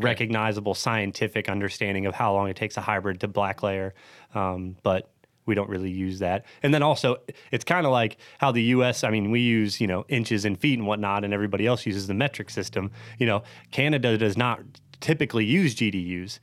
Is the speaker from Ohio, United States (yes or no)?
yes; Ohio, United States; I'm born and raised in Ohio